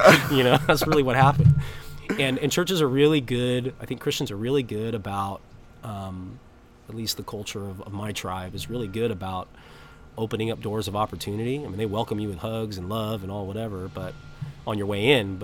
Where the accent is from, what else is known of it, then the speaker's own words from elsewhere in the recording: San Diego, California, United States; I'm from San Diego. This is my home. I know the culture. I'm indigenous